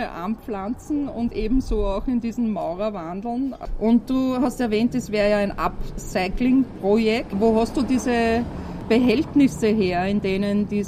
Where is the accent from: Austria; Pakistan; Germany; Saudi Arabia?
Austria; Upper Austria; ich da. bin auch aus Oberösterreich.